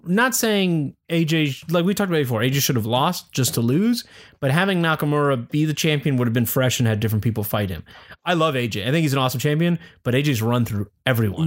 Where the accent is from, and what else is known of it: Pittsburgh, Pennsylvania, United States; born or raised there